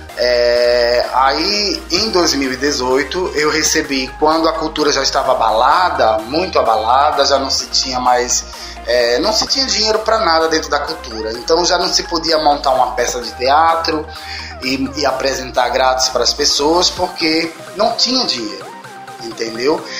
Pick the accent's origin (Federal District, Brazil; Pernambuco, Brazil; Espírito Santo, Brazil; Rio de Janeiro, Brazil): Pernambuco, Brazil; Recife; moved away as an adult; also born or lived in São Paulo; eu sou pernambucano, né, recifense, nascido na, no bairro da Torre, na Praça da Torre